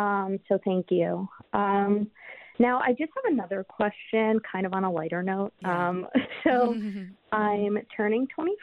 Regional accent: Florida, United States; I'm from Florida. I'm, like, an hour away from Miami.

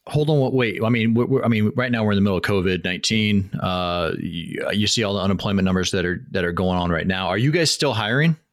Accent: Washington, United States; moved away as an adult; I'm from Washington State

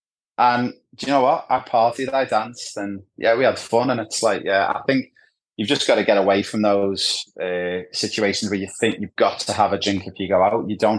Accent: Ibiza, Balearic Islands, Spain; my backstory is I spent a lot of time growing up in Ibiza, or Ibiza, as you guys call it in Australia.

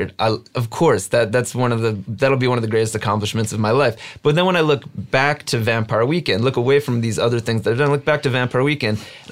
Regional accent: New Jersey, United States; growing up in New Jersey

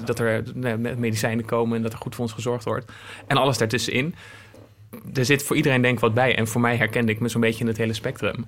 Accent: Apeldoorn, Gelderland, Netherlands; moved away as an adult; also born or lived in Zwolle; ik ben in Apeldoorn opgegroeid en ik ging in Zwolle studeren.

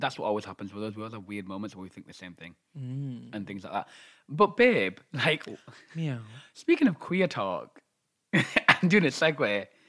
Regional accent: United Kingdom; It was about being British for me, I think.

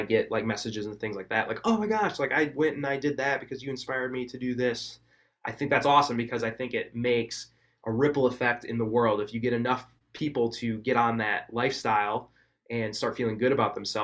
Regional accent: Wisconsin, United States; I was from Wisconsin too

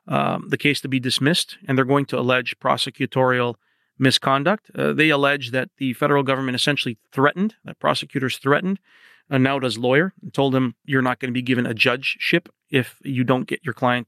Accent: Canada; now in United States; the part that I focused on as a Canadian correspondent in Washington

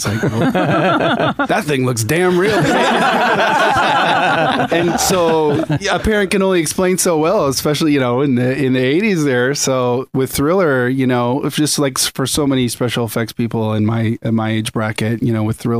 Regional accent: Winnipeg, Manitoba, Canada; born there; also born or lived in Singapore / Indiana / British Columbia; I was born in Winnipeg.

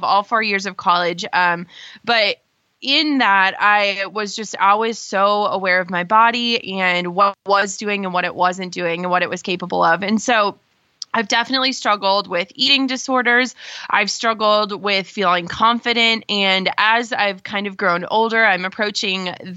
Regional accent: Minnesota, United States; I grew up in Minnesota

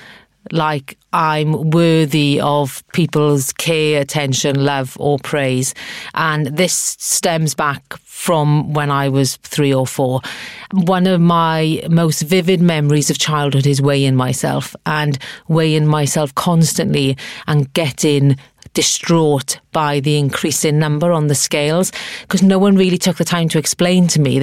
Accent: Abercynon, Wales, United Kingdom; moved away; I was brought up in the South Wales Valleys in a place called Abercynon.

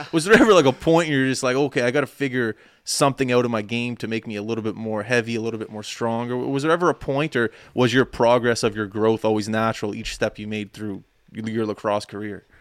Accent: Nova Scotia, Canada; growing up in Nova Scotia

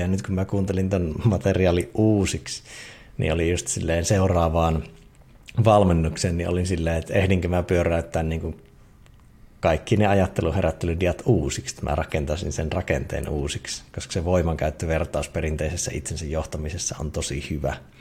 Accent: Eastern Finland, Finland; moved away; siinä Itä-Suomessa ja kotikonnuilla

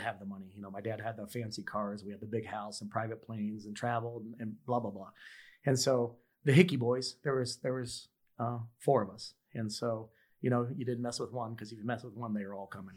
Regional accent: Kansas City, United States; I grew up in Kansas City

